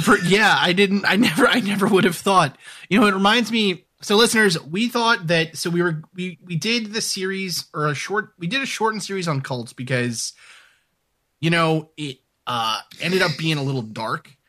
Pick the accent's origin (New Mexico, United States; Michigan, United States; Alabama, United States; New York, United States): New York, United States; New York City; moved away as an adult; also born or lived in New Hampshire / Little Canada, Minnesota; growing up in New York City